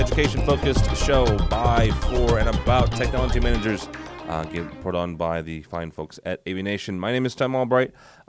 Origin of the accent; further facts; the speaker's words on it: St. Louis, Missouri, United States; I'm from the Midwest. I'm St. Louis, just outside of St. Louis, in a small little community college